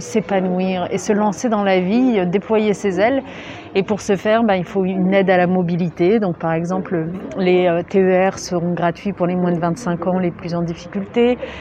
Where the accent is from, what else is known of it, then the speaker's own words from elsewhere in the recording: Lyon, Auvergne-Rhône-Alpes, France; je suis lyonnaise à la base